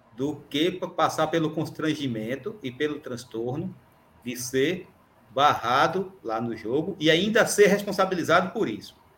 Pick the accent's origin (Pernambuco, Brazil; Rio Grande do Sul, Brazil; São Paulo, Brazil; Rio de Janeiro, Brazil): Pernambuco, Brazil; Surubim; now in São Lourenço da Mata, Brazil; da minha terra natal, Surubim